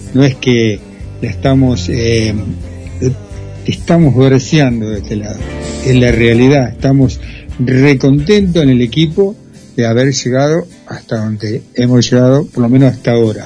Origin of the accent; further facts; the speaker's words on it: Argentina; como muy porteño, le decimos nosotros